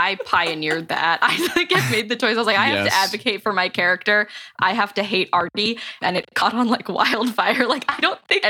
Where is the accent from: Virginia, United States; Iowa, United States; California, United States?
California, United States; I'm from California.